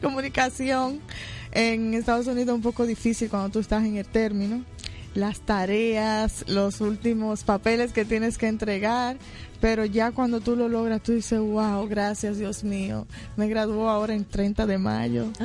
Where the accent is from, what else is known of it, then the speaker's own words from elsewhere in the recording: Dominican Republic; now in New York, United States; yo soy dominicana